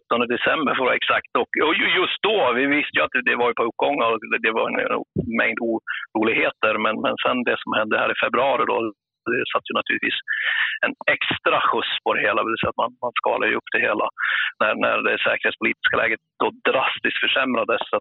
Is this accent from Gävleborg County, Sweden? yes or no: no; Jämtland, Sweden; Just nu sitter jag uppe i Jämtland, det är mina hemtrakter, kommer från Jämtland.